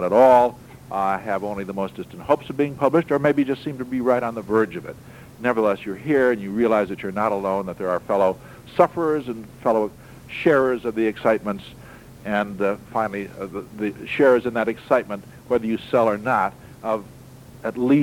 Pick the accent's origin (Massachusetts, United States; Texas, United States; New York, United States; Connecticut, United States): New York, United States; Hammondsport; moved away; my hometown, Hammondsport